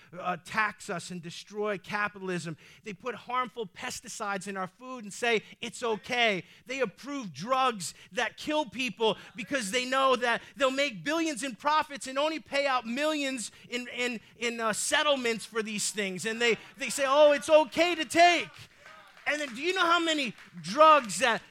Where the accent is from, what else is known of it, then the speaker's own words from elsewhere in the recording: New York City, New York, United States; I might be saved, but I'm still Sicilian. I'm from the Bronx.